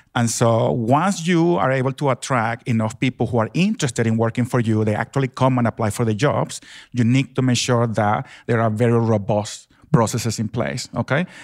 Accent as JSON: {"language": "English", "country": "Venezuela", "tie": "born or raised there", "moved": "yes", "lives_now": "Australia", "said": "I grew up in Venezuela, in South America"}